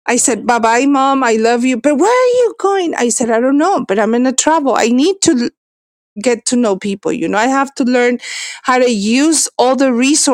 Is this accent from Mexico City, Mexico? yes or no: yes; Mexico City, Mexico; moved away; also born or lived in United States; I am Mexican. I was born in Mexico City